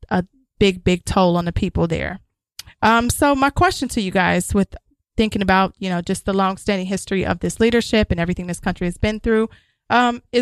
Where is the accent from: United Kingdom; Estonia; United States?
United States; I'm an American